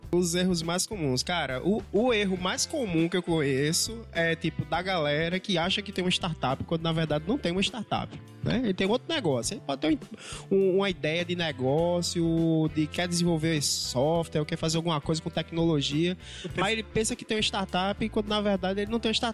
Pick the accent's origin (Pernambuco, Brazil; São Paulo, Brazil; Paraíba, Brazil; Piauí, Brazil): Pernambuco, Brazil; Vitória de Santo Antão; Pois é, rapaz. É … é lá do interior de Pernambuco, uma cidade chamada Vitória de Santo Antão.